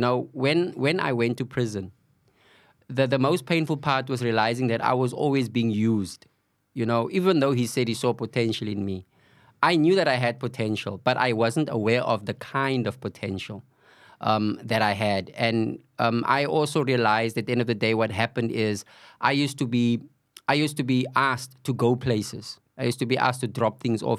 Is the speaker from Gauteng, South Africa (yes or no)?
no; Cape Town, Western Cape, South Africa; I was born and bred on the Cape Flats. Uh, Valhalla Park, um, is my home